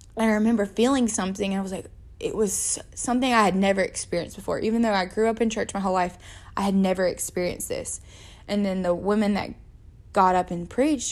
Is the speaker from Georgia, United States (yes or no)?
yes; Georgia, United States; also born or lived in Jacksonville, Florida; So I was born in Jacksonville, Florida at nine years old on my actual ninth birthday. I moved to Georgia